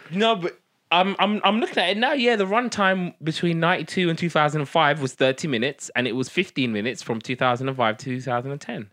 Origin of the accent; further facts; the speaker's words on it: United Kingdom; first language Somali; English is a second language; we're British